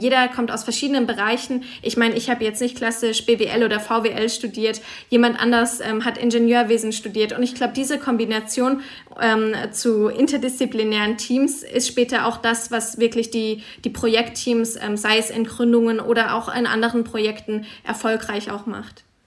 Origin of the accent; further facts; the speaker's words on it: Freiburg, Baden-Württemberg, Germany; now in Zürich, Switzerland; ich bin momentan in Zürich, komme aber aus Freiburg